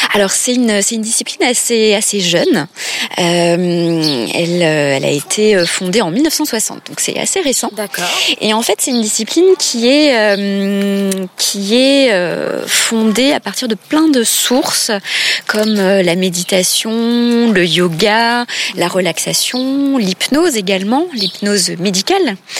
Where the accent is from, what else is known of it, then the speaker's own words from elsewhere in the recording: Grand Est, France; moved away as an adult; also born or lived in Paris region; now in Nancy, France; je suis revenue dans ma région natale. et puis, j'ai trouvé un poste à Nancy